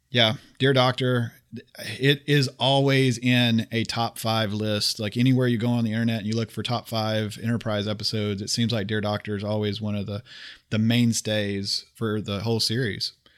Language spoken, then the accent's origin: English; Oklahoma, United States; moved away; I'm originally from Oklahoma